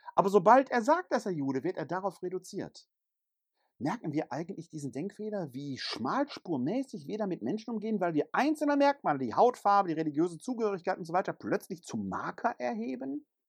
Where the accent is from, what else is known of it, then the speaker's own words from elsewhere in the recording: Ruhr area, North Rhine-Westphalia, Germany; first language German; moved away; also born or lived in Bergisches Land; Bin ich Ruhrgebietler, wo ich geboren bin?